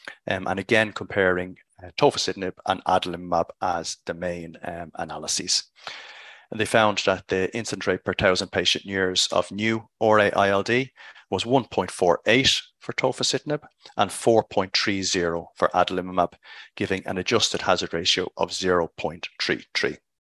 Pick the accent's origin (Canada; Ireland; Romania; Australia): Ireland; Dublin, Leinster; from Dublin, Ireland, reporting for RoomNow from ACR 2022.